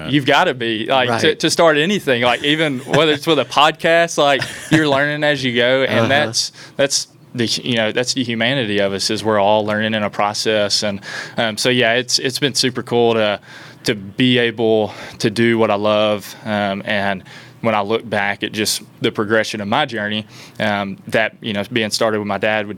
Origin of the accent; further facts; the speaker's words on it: Milan, Tennessee, United States; I was born and raised in West Tennessee, Milan, Tennessee